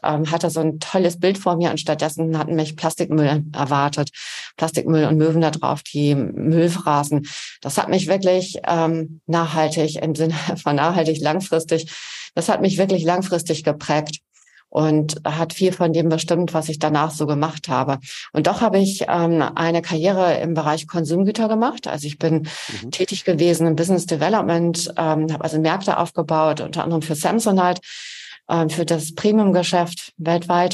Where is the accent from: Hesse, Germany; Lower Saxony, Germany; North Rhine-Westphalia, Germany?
Lower Saxony, Germany; Emsland; born or raised there; also born or lived in Bonn